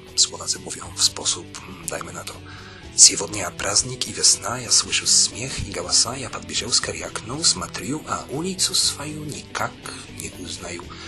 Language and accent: Polish; Poland; moved away as an adult; now in Czech Republic; Nie mają mnie już za Polaka przy rozmowie